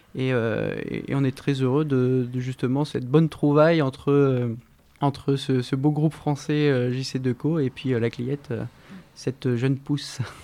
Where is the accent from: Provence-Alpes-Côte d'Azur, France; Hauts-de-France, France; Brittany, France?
Hauts-de-France, France; Somme; de Somme, j'ai grandi justement dans ce terroir très riche